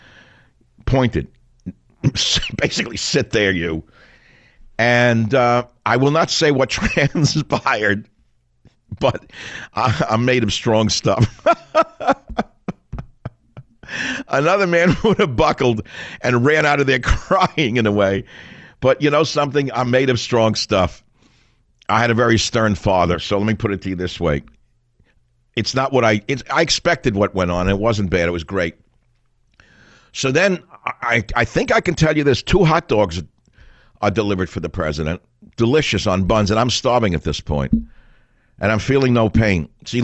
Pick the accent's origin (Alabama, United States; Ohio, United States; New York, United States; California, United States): New York, United States; New York City; born or raised there